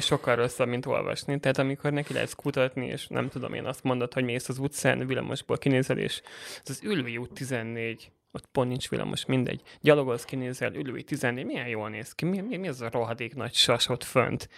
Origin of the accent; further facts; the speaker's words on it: Budapest, Hungary; also born or lived in Borsod-Abaúj-Zemplén (village); én egy 2000 fős kis faluból uh, indultam, Borsodból, és 8 évesen kerültem Budapestre, és uh, gimnáziumot már, már itt jártam